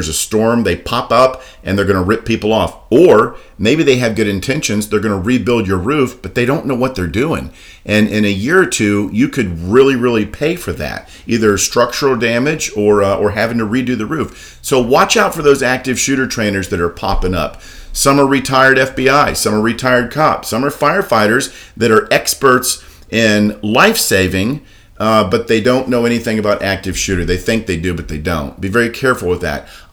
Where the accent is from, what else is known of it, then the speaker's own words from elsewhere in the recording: Daytona Beach, Florida, United States; I was born and raised in Daytona Beach my whole life